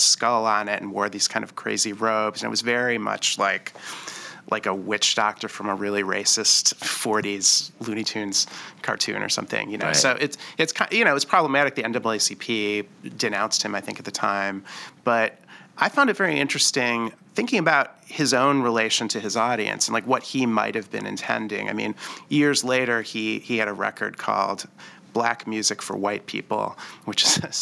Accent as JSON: {"language": "English", "town": "Detroit", "region": "Michigan", "country": "United States", "said": "I'm from Detroit"}